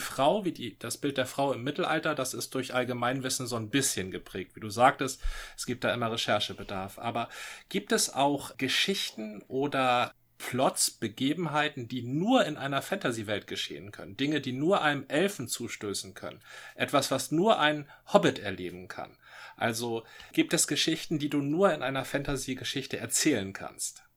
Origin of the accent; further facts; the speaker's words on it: Northern Germany, Germany; als Norddeutscher